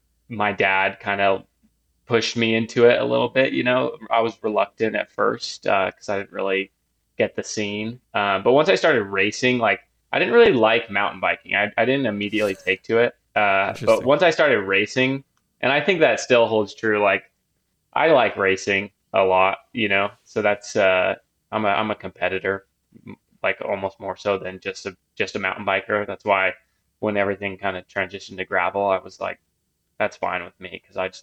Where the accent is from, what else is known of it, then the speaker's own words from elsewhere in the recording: Ogden, Utah, United States; also born or lived in Salt Lake City, Utah; I lived in Salt Lake for like 6 years, stayed there for a couple years after, but I'm born and raised in Ogden and came back and bought a house here last year with my girlfriend. So back in Ogden for me.